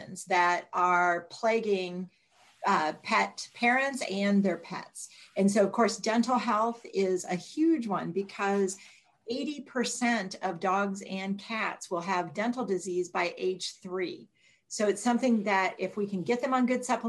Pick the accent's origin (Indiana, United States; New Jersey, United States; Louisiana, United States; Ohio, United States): Ohio, United States; Northeastern; I grew up in Northeastern Ohio